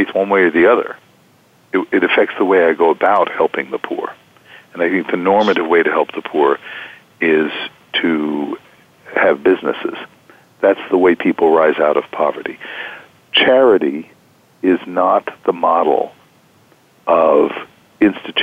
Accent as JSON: {"language": "English", "country": "United States", "said": "growing up in the United States"}